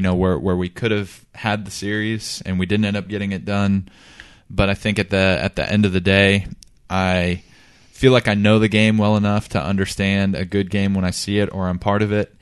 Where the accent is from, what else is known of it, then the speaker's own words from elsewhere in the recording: Texas, United States; I was born and raised in Texas